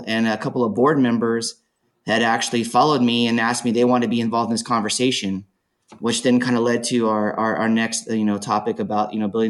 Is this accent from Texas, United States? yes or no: no; Bloomington, California, United States; I grew up in Bloomington, California. It's next to Rialto, so it's just outside, about 50 miles outside of Los Angeles. So the areas I grew up in does have a pretty large African-American community, Black community in it.